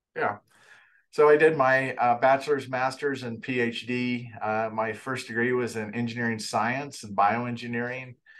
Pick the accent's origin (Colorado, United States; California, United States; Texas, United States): Colorado, United States; Fort Collins; I grew up in Fort Collins, so Fort Collins is my hometown